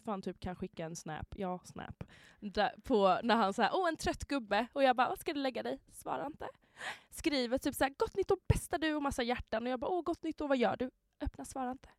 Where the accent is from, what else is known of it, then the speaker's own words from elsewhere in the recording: Halmstad, Halland County, Sweden; moved away; jag var hemma i Halmstad